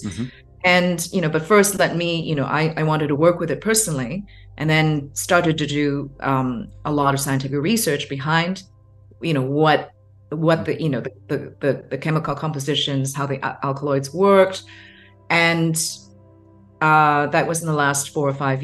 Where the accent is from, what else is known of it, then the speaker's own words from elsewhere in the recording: Hong Kong; growing up in Hong Kong, Chinese family, certain expectations, a much more conservative culture